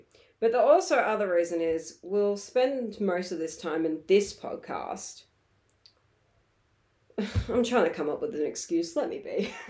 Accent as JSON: {"language": "English", "region": "England", "country": "United Kingdom", "said": "Because I'm English."}